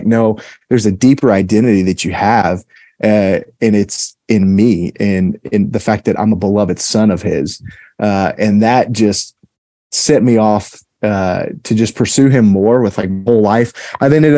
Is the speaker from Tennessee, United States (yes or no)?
yes; Memphis, Tennessee, United States; I'm originally from Memphis, Tennessee, and I grew up in a really great household.